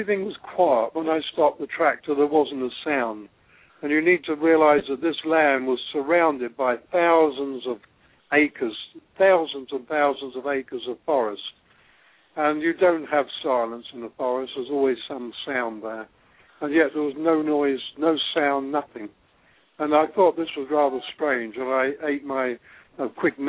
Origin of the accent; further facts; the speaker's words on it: England, United Kingdom; moved away as an adult; now in Australia; I was born in England and grew up on a farm